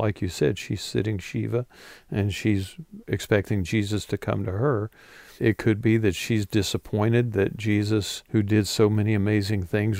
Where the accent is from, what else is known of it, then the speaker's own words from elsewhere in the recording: West Virginia, United States; moved away as an adult; also born or lived in Southern California; my hometown in West Virginia.